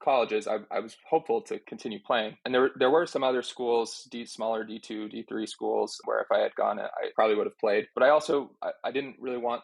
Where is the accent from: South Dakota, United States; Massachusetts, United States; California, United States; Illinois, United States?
Massachusetts, United States; Boston; I grew up in the Boston area too, where I live now